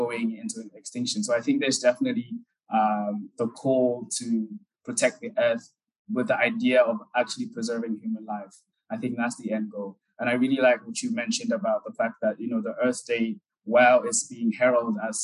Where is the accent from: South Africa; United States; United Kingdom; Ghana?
Ghana; Accra, Greater Accra; moved away as an adult; also born or lived in Germany; My biological parents are from Ghana, so I was born and raised in Ghana. But at the age of 9, they raised me. So from age 9, I was living with her in Accra.